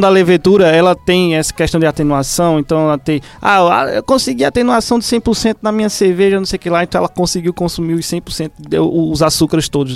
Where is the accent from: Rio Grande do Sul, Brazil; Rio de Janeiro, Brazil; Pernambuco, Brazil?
Pernambuco, Brazil; Recife; moved away; em Recife, de onde eu vim